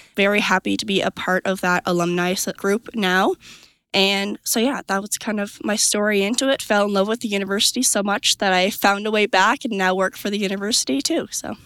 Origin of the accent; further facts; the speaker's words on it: Truro, Nova Scotia, Canada; I am from Truro, Nova Scotia